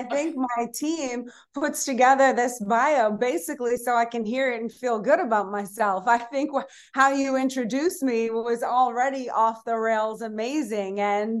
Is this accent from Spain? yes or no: yes; Madrid, Community of Madrid, Spain; born there; I was born in Madrid, Spain.